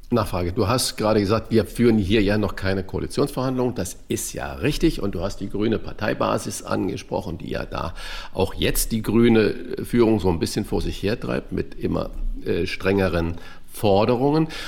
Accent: Saarland, Germany; born there; Ich weiß noch genau, im Saarland war. Eine riesige, ich bin ja gebürtiger Saarländer, eine riesige Überschrift in der Zeitung.

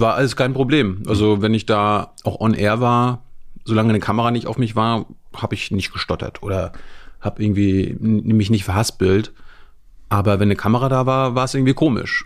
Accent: Malchin, Mecklenburg-Vorpommern, Germany; moved away; Malchin und die Umgebung. Also ja. Die Hälfte der Zeit war dann in einem Dorf nebenan. Aber im Grunde ist Malchin, MacPom

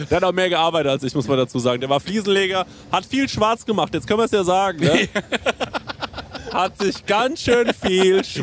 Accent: Ingelheim, Rhineland-Palatinate, Germany; nee, nee, ich komme äh, aus Ingelheim, wo ihr äh, bei eurem anderen Podcast die Francesco-Pizza-Folge gedreht habt.

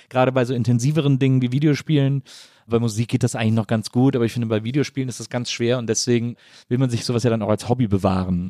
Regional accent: Cologne, North Rhine-Westphalia, Germany; als ja. Kölner

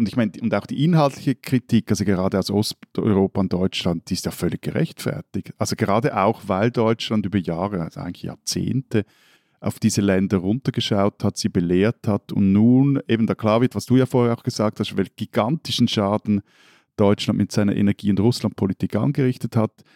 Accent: Switzerland; als Schweizer

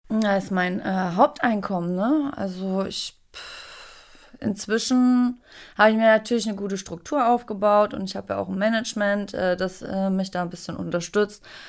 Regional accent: Thuringia, Germany; now in Berlin, Germany; in Thüringen, auf einem kleinen Dorf mit nicht mal 2000 Einwohnern.

